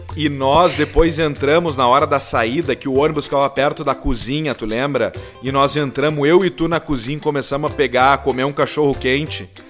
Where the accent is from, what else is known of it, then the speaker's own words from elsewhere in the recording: Rio Grande do Sul, Brazil; a gente é daqui do Sul